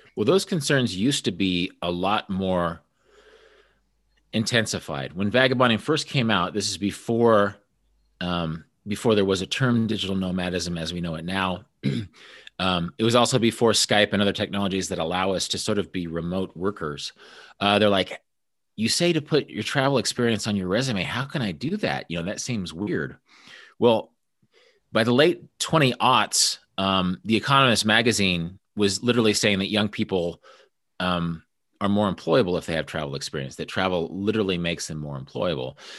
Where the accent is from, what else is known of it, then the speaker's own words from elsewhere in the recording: Kansas, United States; also born or lived in Busan, South Korea; we're both from Kansas